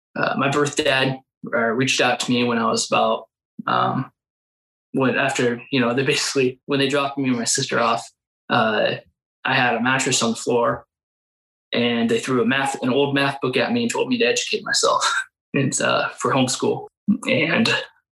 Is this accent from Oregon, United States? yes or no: yes; Salem, Oregon, United States; I was born, Salem area